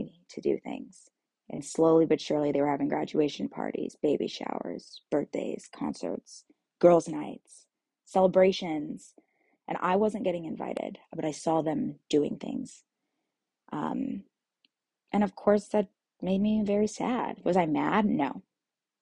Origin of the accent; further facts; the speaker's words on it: Kansas, United States; moved away as an adult; I moved back to Kansas, and I'm back here in my hometown.